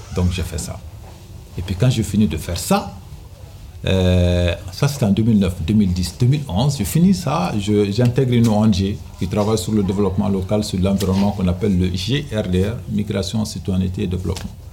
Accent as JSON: {"language": "French", "region": "Kayes Region", "country": "Mali", "tie": "born or raised there", "moved": "yes", "lives_now": "Grigny, France", "said": "je viens du, Mali, notamment dans la région de Kaï. J'étais à l'école d'abord, obligé. Et puis euh, pendant les vacances, euh, je faisais le berger"}